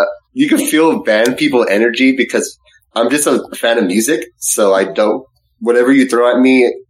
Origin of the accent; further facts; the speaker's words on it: California, United States; I'm Californian